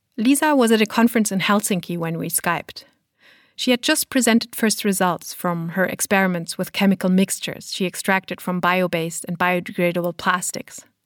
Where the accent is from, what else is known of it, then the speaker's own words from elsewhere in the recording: Germany; my home country of Germany